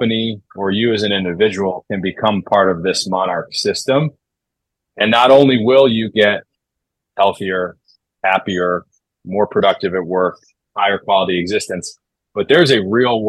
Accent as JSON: {"language": "English", "town": "Chicago", "region": "Illinois", "country": "United States", "tie": "born or raised there", "also_born_or_lived": "Denver / Dartmouth", "moved": "as an adult", "lives_now": "Los Angeles, United States", "said": "I grew up in Chicago in the Midwest, like California, LA, and where I grew up might as well be, you know, two entirely different universes"}